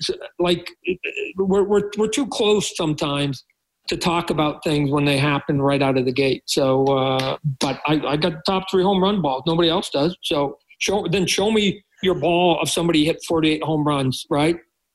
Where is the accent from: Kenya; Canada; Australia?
Canada; I think I am that Canadian to a point, right?